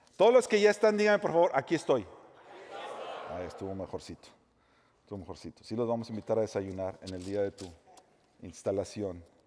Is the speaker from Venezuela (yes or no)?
no; Mexico; moved away as an adult; now in United States; Yo nací en México, me crié en México, amo México